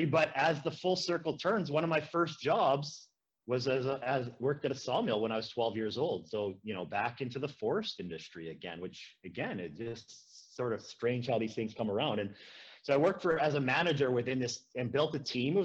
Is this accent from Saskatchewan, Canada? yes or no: yes; a small town in Saskatchewan, Canada; moved away as an adult; also born or lived in Edmonton, Alberta / Prince Albert, Saskatchewan; now in Fruitvale, Canada; I'm from a small town in Saskatchewan